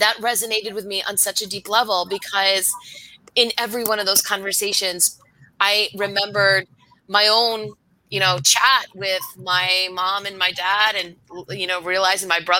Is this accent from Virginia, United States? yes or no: no; Western Massachusetts, United States; I grew up in Western Massachusetts